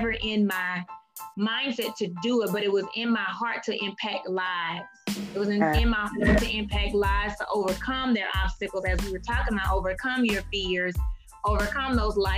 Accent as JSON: {"language": "English", "region": "Mississippi", "country": "United States", "also_born_or_lived": "Georgia", "moved": "yes", "said": "I'm from Mississippi, but I lived in Georgia at the time."}